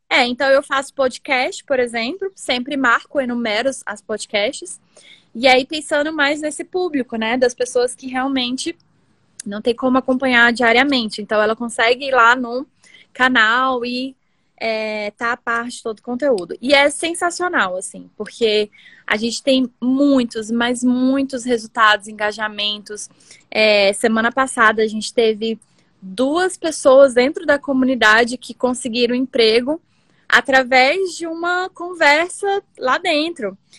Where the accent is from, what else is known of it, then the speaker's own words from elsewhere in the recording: Brasília, Federal District, Brazil; also born or lived in Pernambuco; Eu sou pernambucana, né? Nasci em Pernambuco, vim morar em Brasília quando eu tinha dois anos, então sou metade bra brasiliense, metade pernambucana.